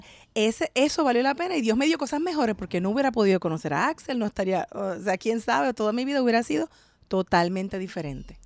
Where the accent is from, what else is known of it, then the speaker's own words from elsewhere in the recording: San Juan, Puerto Rico; moved away as an adult; also born or lived in Bahamas; now in United States; Yo soy boricua, para que tú lo sepas. Nací en San Juan, Puerto Rico